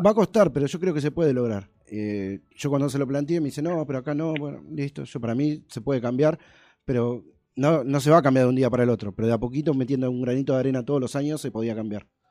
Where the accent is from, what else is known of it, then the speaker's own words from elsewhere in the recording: Avellaneda, Buenos Aires Province, Argentina; los dos somos de Avellaneda